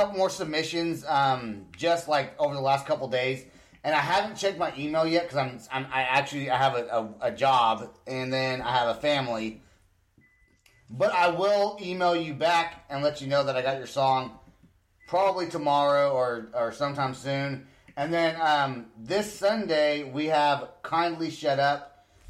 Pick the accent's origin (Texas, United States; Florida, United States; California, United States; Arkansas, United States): California, United States; Northern; now in Oklahoma, United States; I'm from California. So it's not like, but normally, like, well, I'm from, you know, Northern California.